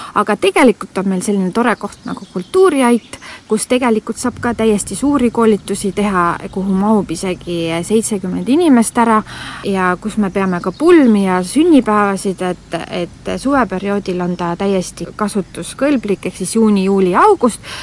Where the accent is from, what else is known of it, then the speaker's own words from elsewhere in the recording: Nõo, Tartu County, Estonia; ma olen äh, siis Näost pärit siit lähedalt siis viis kilomeetrit ja juba väiksest peale olen siin pargis käinud